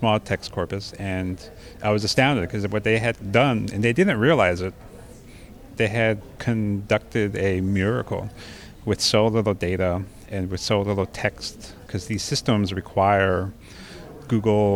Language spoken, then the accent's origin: English; Montana, United States; I grew up in Montana, United States of America